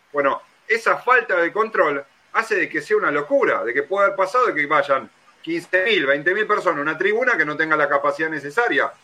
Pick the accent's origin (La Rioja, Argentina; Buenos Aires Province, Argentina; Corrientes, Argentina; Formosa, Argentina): Buenos Aires Province, Argentina; Ramos Mejía; yo voy de zona oeste, soy de Ramos Mejía